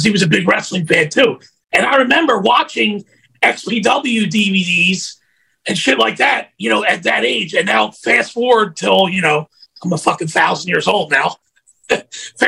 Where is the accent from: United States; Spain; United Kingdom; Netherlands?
United States; we're both from Philadelphia, South Jersey, you know, huge ECW fucking area